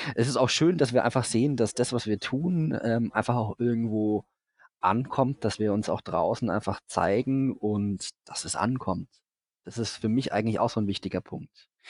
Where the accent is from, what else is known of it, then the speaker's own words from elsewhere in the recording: Franconia, Bavaria, Germany; Ich bin Franke